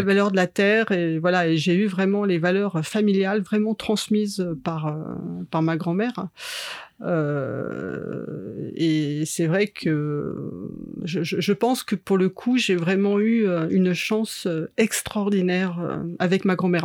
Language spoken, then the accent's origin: French; Chambéry, Auvergne-Rhône-Alpes, France; moved away as an adult; also born or lived in Paris; J'ai grandi sur Chambéry, en fait, sur un petit village euh, sur les hauteurs de Chambéry